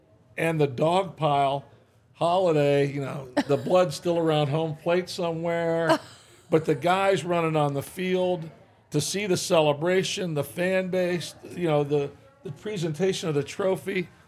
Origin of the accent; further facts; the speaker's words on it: Michigan, United States; moved away; I grew up in Michigan, grew up a Tiger fan.